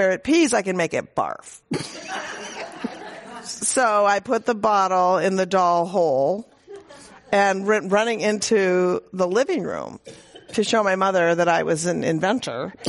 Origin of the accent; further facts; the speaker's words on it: Minnesota, United States; moved away; she dragged him to what he called the People's Republic of Minnesota. We were raised there, thank God, not in Mississippi